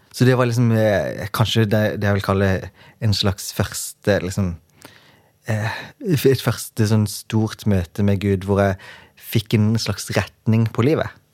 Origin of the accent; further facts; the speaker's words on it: Kristiansand, Agder, Norway; jeg kommer fra Flekkerøy, som er ei lita øy utenfor Kristiansand.